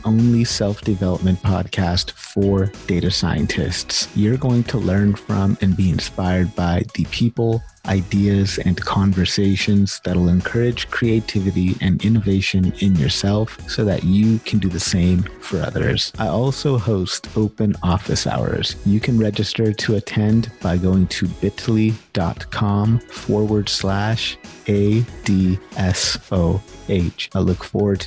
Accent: Sacramento, California, United States; also born or lived in Orange County, California; I'm from California originally, like born and raised in Sacramento

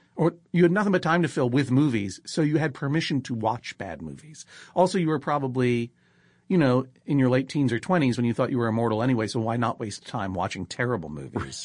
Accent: Brookline, Massachusetts, United States; I'm from Brookline, Massachusetts

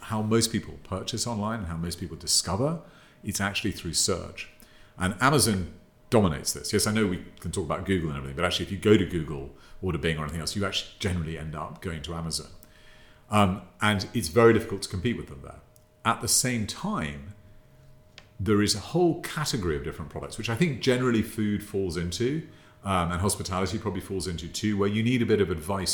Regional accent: United Kingdom; accent: British; also born or lived in Thailand / Japan; as you can probably tell from my accent, I'm British. Born and bred here

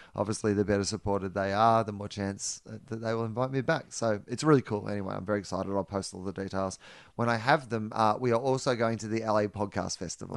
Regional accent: Australia; do things the other way around in Australia

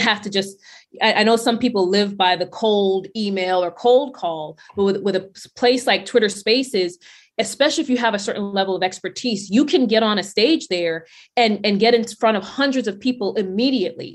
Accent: New York City, New York, United States; we grew up poor, so there wasn't a whole lot of, a lot of sneakers that we were getting. My sneakers were coming from Payless and Stride Right in Brooklyn, so I'm from Brownsville, Brooklyn.

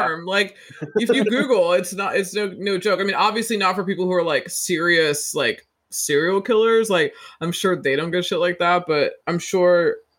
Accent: United States; as an American

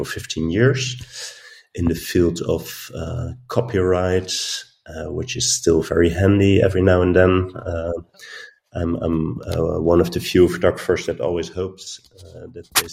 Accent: Netherlands; now in Arnhem, Netherlands; I'm from the Netherlands, born and raised on the coast in a little town. I moved to Arnhem, which is close to the German border, and I live there now for 20 years

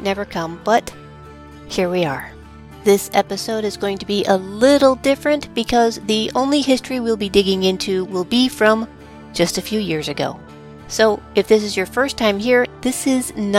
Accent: St. Louis, Missouri, United States; my hometown, St. Louis, Missouri

